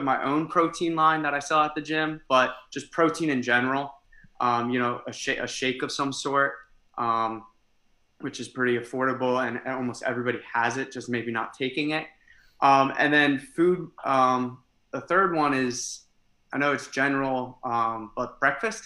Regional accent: Easton, Pennsylvania, United States; moved away as an adult; now in New Jersey, United States; I'm from Easton, Pennsylvania.

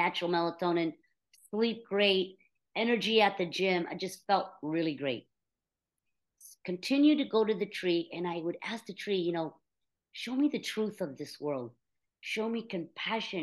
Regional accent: United States; also born or lived in India; we moved here when I was just 1 year old

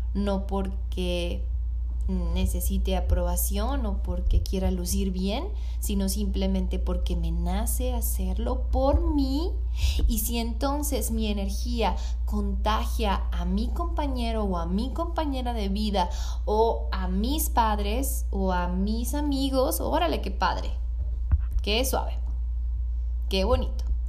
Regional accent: Hermosillo, Sonora, Mexico; acá en Hermosillo, de donde soy

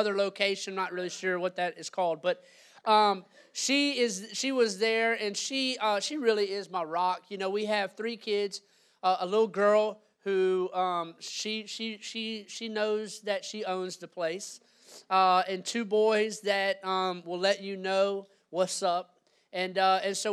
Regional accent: Louisiana, United States; moved away as an adult; now in Gainesville, United States; I'm from Louisiana, born and raised there

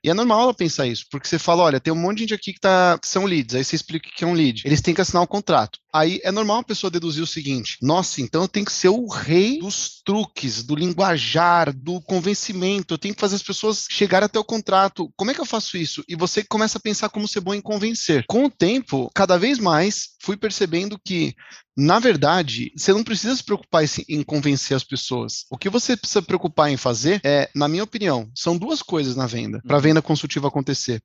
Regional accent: Jandira, São Paulo, Brazil; now in São Paulo, Brazil; Vim de Jandira, agora eu moro em São Paulo já há algum tempo

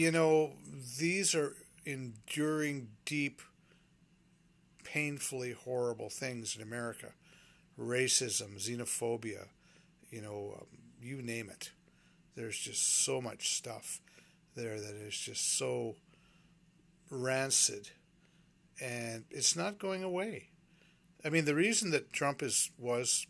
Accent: Canada; also born or lived in Vancouver, Canada; I'm a Canadian

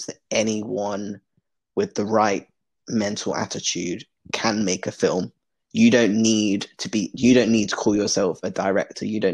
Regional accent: London, United Kingdom; also born or lived in Cornwall / Belfast; growing up in London

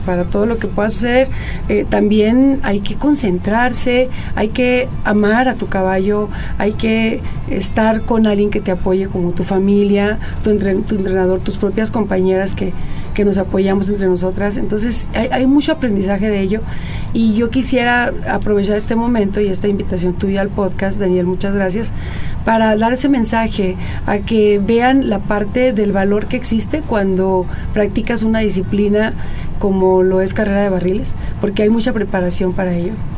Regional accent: Hermosillo, Sonora, Mexico; now in Coahuila, Mexico; Yo nací en Hermosillo, donde viví la primera parte de mi vida

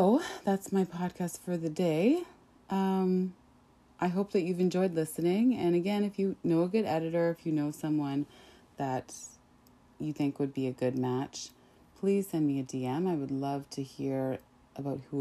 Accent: Saskatchewan, Canada; growing up in Saskatchewan and dealing with some of that racism

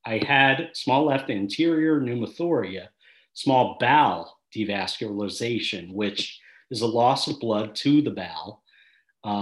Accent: Philadelphia, Pennsylvania, United States; I rode for St. Joe's Prep High School

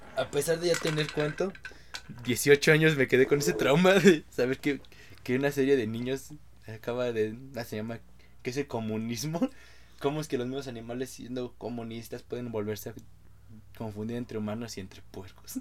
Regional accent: Mexico; como buen mexicano

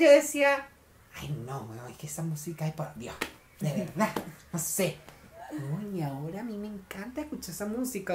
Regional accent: Venezuela; now in Chile; nuestro grupo éramos todos venezolanos

